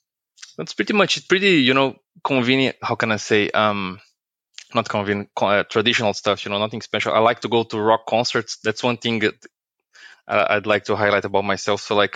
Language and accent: English; Brazil; English is a second language; moved away as an adult; now in Ireland; I live in Ireland, but I'm not from Ireland. So I am from Brazil. So I was born in Brazil. I worked with Microsoft Technologies for a long time, since 2008. Then I moved to Ireland in 2018, the beginning of the year.